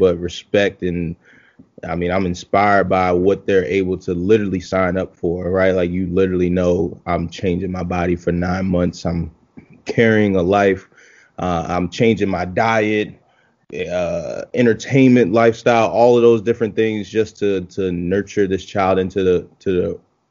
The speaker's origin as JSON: {"language": "English", "town": "Baltimore", "region": "Maryland", "country": "United States", "also_born_or_lived": "Philadelphia, Pennsylvania", "moved": "as an adult", "said": "So I'm from Baltimore, Maryland, originally."}